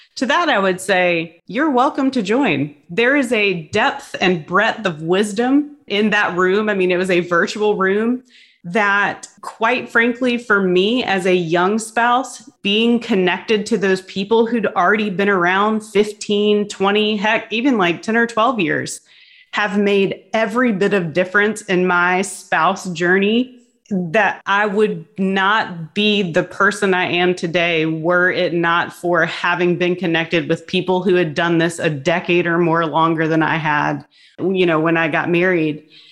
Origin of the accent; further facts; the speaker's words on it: Hampton Roads, Virginia, United States; moved away as an adult; I grew up in Hampton Roads